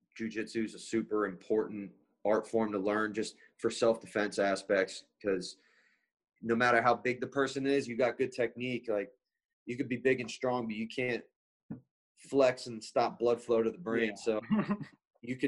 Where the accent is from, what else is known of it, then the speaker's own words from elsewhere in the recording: Ramsey, New Jersey, United States; back in my town where I grew up in Ramsey's, that's like all the way North Jersey